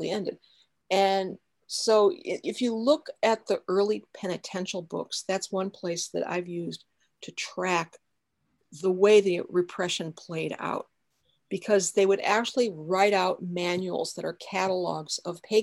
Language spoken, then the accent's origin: English; West Chicago, Illinois, United States; I was born in West Chicago, Illinois